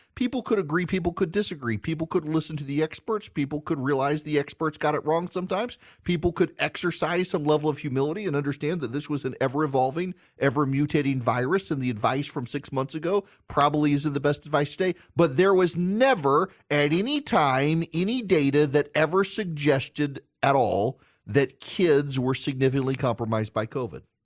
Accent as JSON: {"language": "English", "region": "Louisiana", "country": "United States", "said": "I'm from Louisiana. It's great to be on the radio in my home state."}